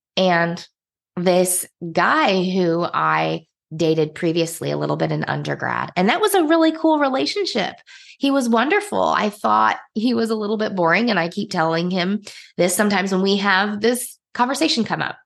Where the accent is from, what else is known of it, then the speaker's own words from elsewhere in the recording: Indiana, United States; moved away as an adult; also born or lived in Nigeria; we ended up moving back to my home state, which is Indiana